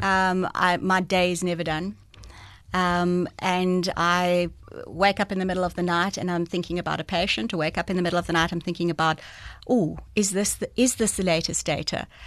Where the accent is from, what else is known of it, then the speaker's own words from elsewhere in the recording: Port Elizabeth, Eastern Cape, South Africa; also born or lived in George; I was born in George, but I, I grew up in Port Elizabeth. So from the age of about six, I've been in P E.